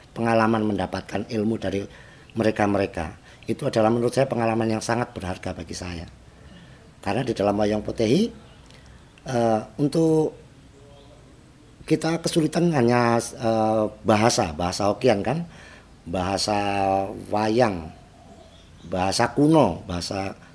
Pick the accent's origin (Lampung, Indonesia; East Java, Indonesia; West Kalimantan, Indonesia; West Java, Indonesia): East Java, Indonesia; Jombang; born there; Saya asli kelahiran sini Jombang sini. Asli.